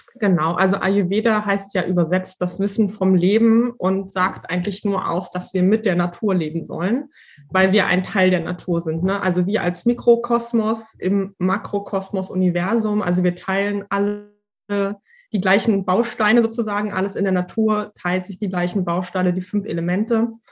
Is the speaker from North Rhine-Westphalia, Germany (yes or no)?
no; Berlin, Germany; ich komme aus Berlin